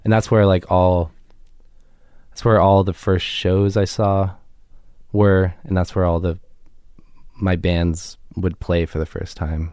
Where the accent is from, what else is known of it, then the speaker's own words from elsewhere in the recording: Laguna Beach, California, United States; also born or lived in Los Angeles; I was born in L A here, um, but then moved to Laguna Beach when I was, like, nine or so